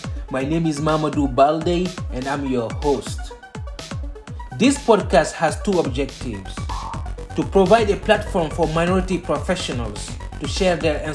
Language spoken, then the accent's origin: English; Guinea; now in Houston, United States; Guinea, which is my home country.